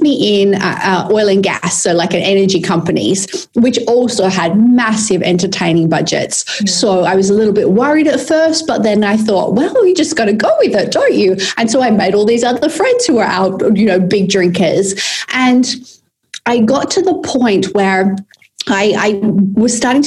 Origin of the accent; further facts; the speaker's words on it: Perth, Western Australia, Australia; moved away as an adult; also born or lived in London / Sydney; I came to live back in my hometown of Perth